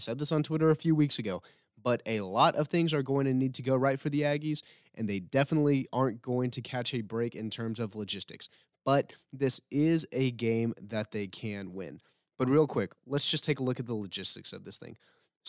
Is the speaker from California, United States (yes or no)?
no; South Texas, United States; I grew up in South Texas